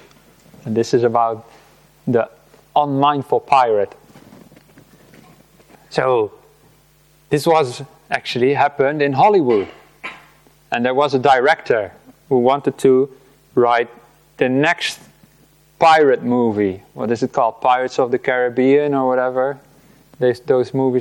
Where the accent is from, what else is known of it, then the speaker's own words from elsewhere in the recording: Rotterdam, South Holland, Netherlands; moved away; also born or lived in Delft; I grew up in the Netherlands, and I lived in the city of Rotterdam most of my life